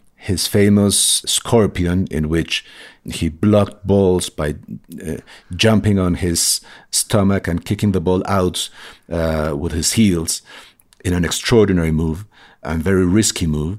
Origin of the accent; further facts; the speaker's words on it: Colombia; moved away; I grew up in Colombia during these drug wars.